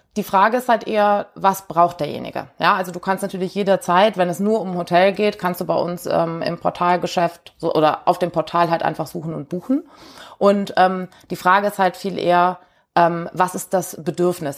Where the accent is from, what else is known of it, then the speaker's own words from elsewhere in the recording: Cologne, North Rhine-Westphalia, Germany; also born or lived in Rheingau; ich äh, komme aus Köln